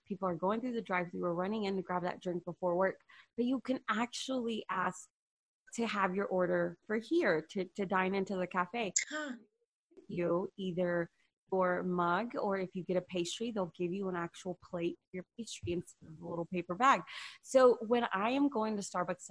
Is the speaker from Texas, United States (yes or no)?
yes; Houston, Texas, United States; also born or lived in Humble, Texas / Marshall/Longview, East Texas; I was born and raised in Houston